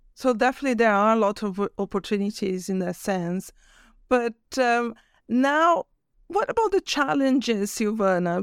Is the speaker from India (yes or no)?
no; Brazil; I'm from Brazil